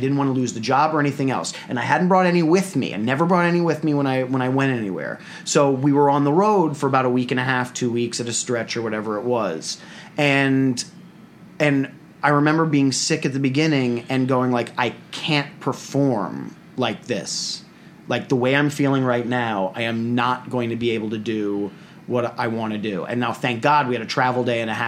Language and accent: English; New York City, New York, United States; growing up in New York City